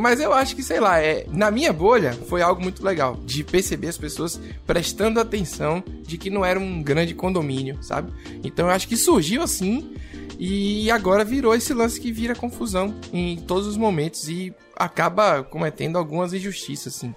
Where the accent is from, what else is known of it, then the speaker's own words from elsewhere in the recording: Salvador, Bahia, Brazil; accent: baiano; eu sou de Salvador igual a Kaique, né, Kaique? Estamos aqui hoje cheio de sotaque baiano